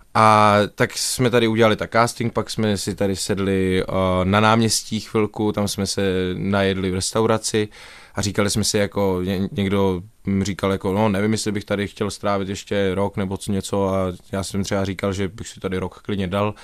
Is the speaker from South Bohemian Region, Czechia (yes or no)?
yes; České Budějovice, South Bohemian Region, Czechia; moved away as an adult; now in Liberec, Czechia; strávil jsem v Budějících vlastně svoje mládí, jak základní školu, tak střední školu.